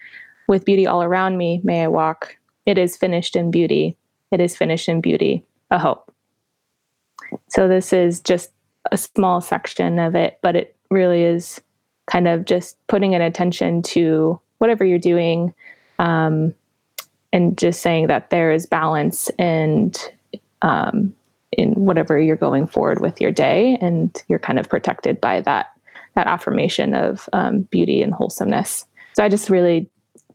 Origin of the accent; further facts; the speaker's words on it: Flagstaff, Arizona, United States; also born or lived in Navajo Reservation, Arizona; I was born in Flagstaff, Arizona, which is in northern part of the state